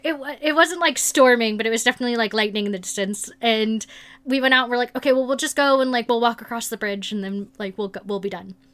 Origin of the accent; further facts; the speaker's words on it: South or Midwest, United States; growing up in South or Midwest